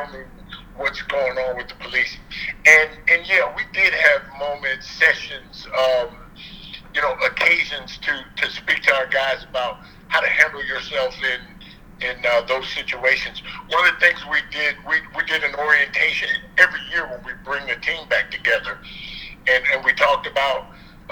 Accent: United States; I am an American

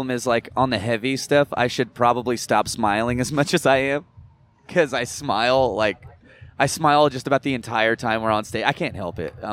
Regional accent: New Jersey, United States; moved away; Where I'm originally from Jersey.

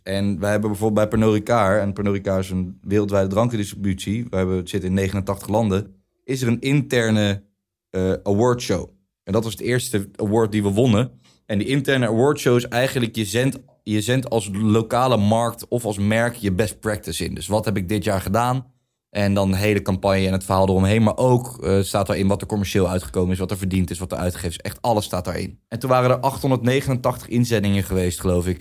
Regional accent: The Hague, South Holland, Netherlands; Ik kom inderdaad uit Den Haag

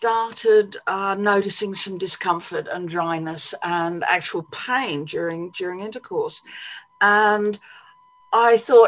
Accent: Australia; moved away as an adult; also born or lived in United States / London, United Kingdom; now in England; I'm Australian by birth. I grew up in Australia.

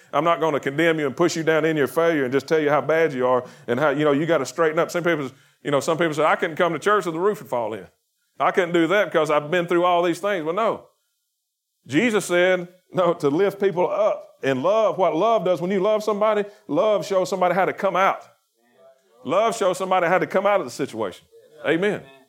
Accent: Chilton County, Alabama, United States; I'm from Chilton County

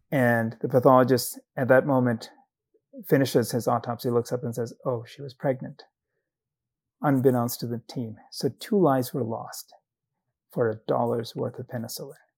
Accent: Zambia; moved away as an adult; I grew up in Zambia in southern Africa. I did medical school there

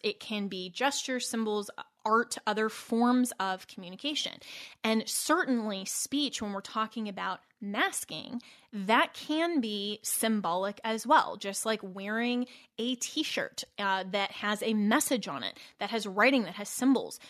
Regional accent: Colorado, United States; Colorado, my home state

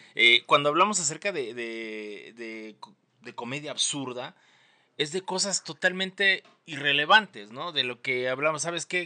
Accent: Mexico City, Mexico; aunándole un granito más al estereotipo del chilango, pues salí de Conalep

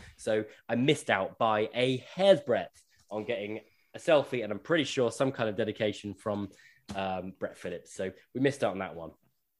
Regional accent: United Kingdom; being British

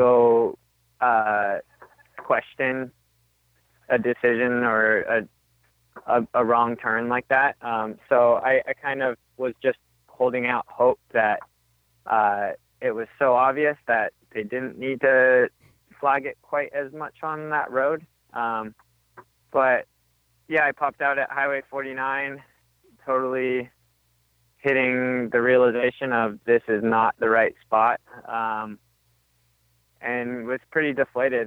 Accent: Arizona, United States; I grew up in Arizona

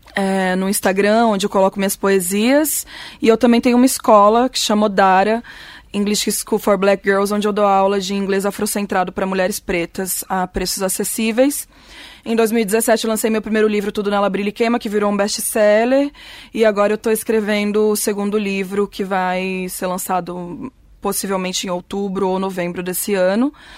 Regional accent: Cuiabá, Mato Grosso, Brazil; moved away; eu sou de Cuiabá

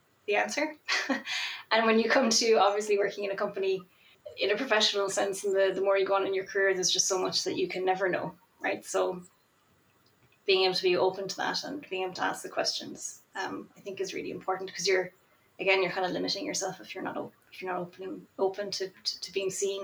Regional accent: Ireland; I'm also Irish, and I'm also not from a city. I grew up in a very small country town

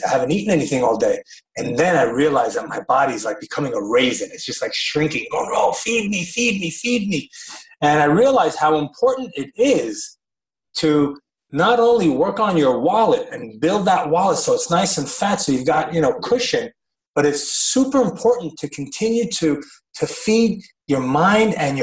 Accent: United States; I grew up in the American school systems. I'm a product of the American education system

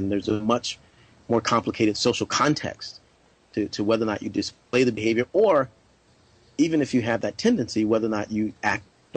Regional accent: South Carolina, United States; now in California, United States; I grew up in South Carolina

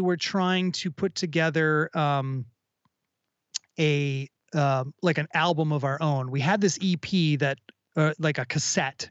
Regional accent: Minneapolis, Minnesota, United States; growing up in Minneapolis or in the Twin Cities rather

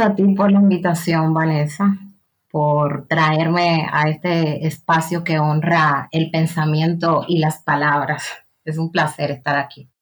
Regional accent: Haina, San Cristóbal, Dominican Republic; moved away as an adult; now in Sabadell, Spain; yo nací, crecí, pasé la mayor parte de, mi vida en República Dominicana, en un pueblo portuario del sur, sur, municipio de la provincia de San Cristóbal

